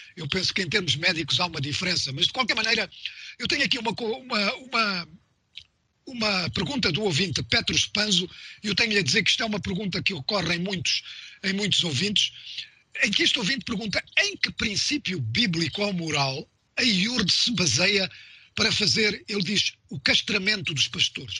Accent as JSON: {"language": "Portuguese", "country": "Mozambique", "said": "em Moçambique, uh, de onde eu sou"}